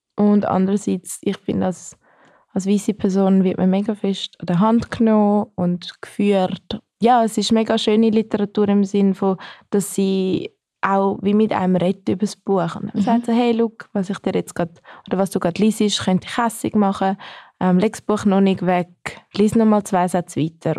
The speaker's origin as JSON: {"language": "German", "country": "Switzerland", "said": "ich bin Schweizerin"}